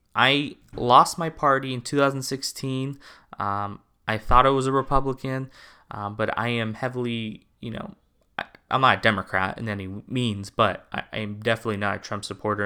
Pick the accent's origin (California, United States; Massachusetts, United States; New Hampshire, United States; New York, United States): California, United States; I'm from California